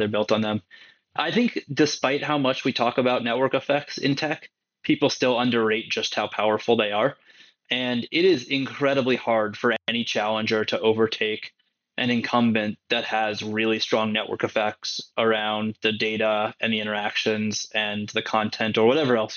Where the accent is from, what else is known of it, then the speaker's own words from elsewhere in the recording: San Francisco, California, United States; now in New York, United States; I grew up in San Francisco and live in New York now